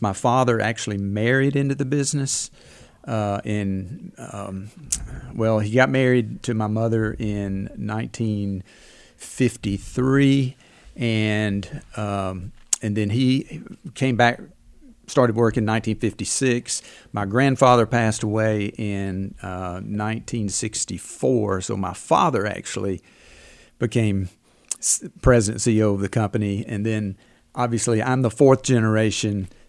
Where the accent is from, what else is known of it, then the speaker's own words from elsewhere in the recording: Alabama, United States; I'm from Alabama